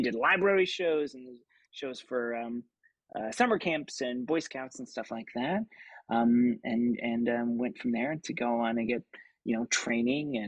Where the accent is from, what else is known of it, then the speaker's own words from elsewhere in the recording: Lawrence, Kansas, United States; moved away; I grew up in Lawrence, Kansas, which is a great college town.